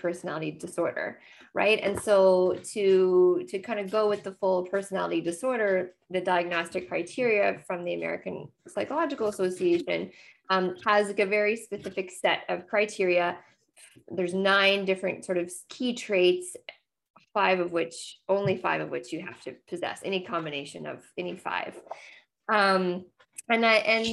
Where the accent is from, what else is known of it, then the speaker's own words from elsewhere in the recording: Nova Scotia, Canada; now in Ontario, Canada; I am a Nova Scotian and currently living far from the ocean. Now I live in Ontario now